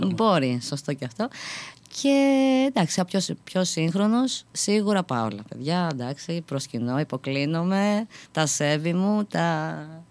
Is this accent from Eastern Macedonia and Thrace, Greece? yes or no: no; Athens, Attica, Greece; είμαι από την Αθήνα